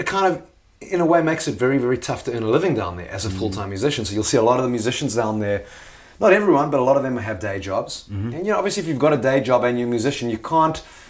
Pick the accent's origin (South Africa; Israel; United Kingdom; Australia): South Africa; growing up in South Africa